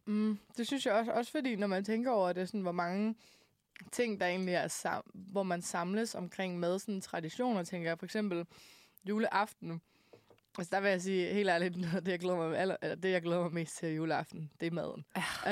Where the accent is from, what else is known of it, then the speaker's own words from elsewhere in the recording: Denmark; now in Copenhagen, Denmark; da jeg boede hjemme i Jylland